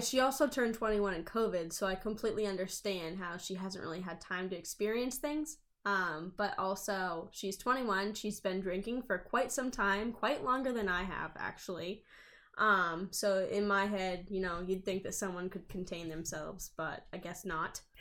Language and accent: English; southern New Hampshire, United States; I live in southern New Hampshire